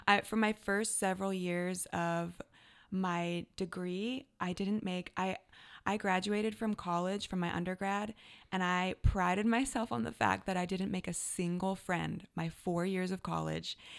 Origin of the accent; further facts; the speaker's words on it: Canada; now in Redding, United States; I am Canadian-born